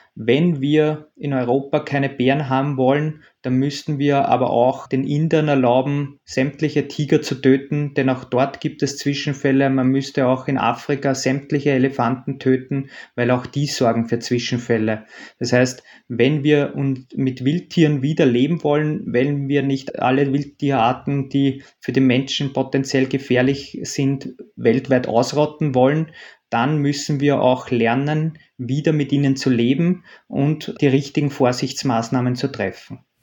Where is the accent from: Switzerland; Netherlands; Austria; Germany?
Austria; bei uns in Österreich